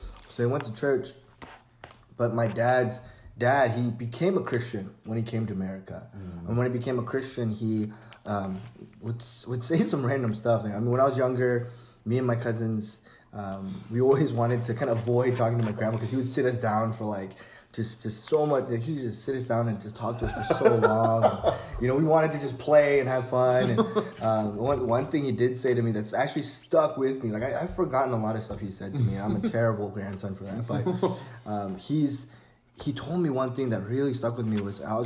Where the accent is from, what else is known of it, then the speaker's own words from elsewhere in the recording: San Francisco, California, United States; I'm originally from San Francisco